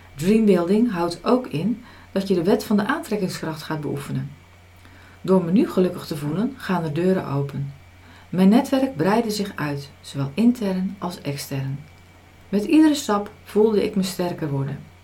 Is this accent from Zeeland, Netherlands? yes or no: yes; Zeeland, Netherlands; Als nuchtere Zeeuwse